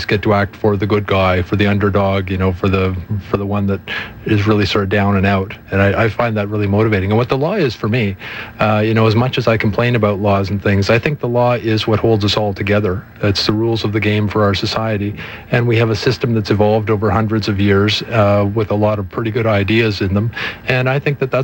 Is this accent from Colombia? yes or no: no; Canada; being a Canadian